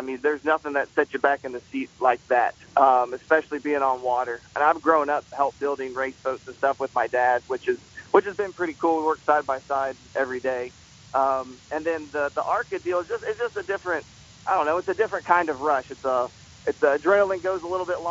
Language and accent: English; Georgia, United States; we're from Georgia